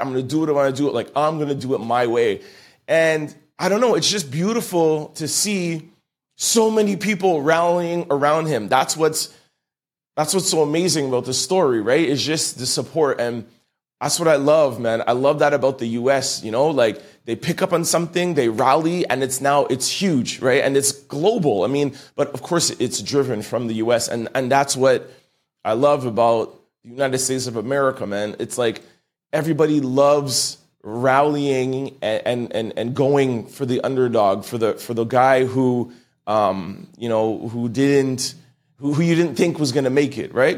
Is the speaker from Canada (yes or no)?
yes; Canada; I'm Canadian